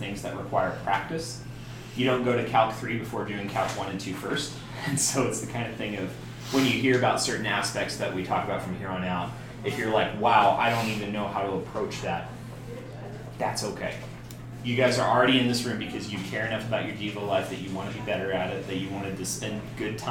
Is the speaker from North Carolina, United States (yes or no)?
no; Oklahoma, United States; I come from Oklahoma